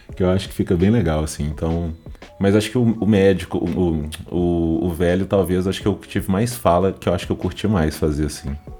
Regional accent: Minas Gerais, Brazil; eu sou mineiro

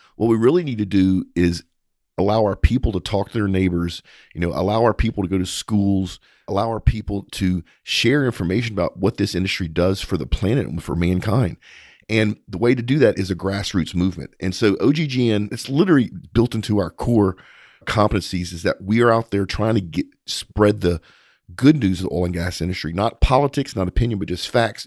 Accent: Texas, United States; as a Texan

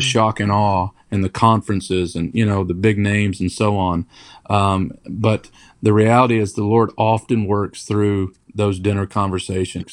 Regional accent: Kentucky, United States; also born or lived in Detroit, Michigan; now in Raleigh, United States; I was born in Detroit, Michigan. Um, but moved to Kentucky when I was small.

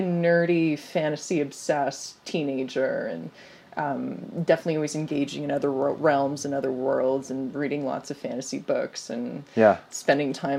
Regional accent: Temecula, California, United States; moved away as an adult; also born or lived in San Francisco; Temecula, where I grew up, which is an hour south

